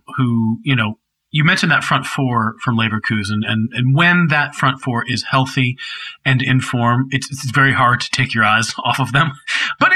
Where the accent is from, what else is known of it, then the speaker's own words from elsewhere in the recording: United States; I'm American